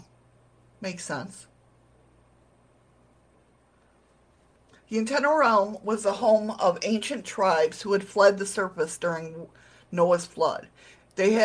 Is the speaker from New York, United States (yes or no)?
yes; New York, United States; now in Alaska, United States; I'm a New Yorker. I'm from New York. I'm from New York